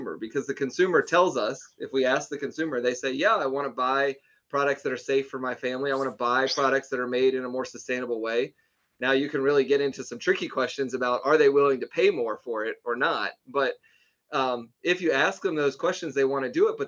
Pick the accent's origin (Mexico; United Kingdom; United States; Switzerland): United States; North Carolina; I grew up in North Carolina